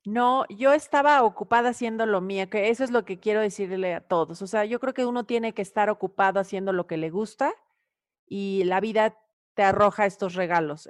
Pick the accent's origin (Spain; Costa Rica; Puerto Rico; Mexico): Mexico; amo mi país, porque creo muchísimo en, México